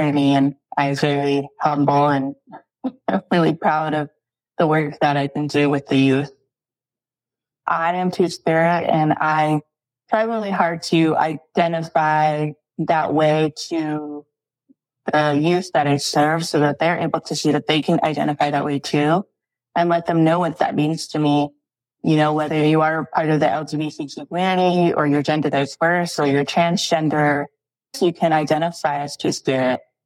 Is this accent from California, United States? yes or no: no; Rapid City, South Dakota, United States; I grew up in Rapid City, South Dakota. So that's where I went to school and graduated from high school.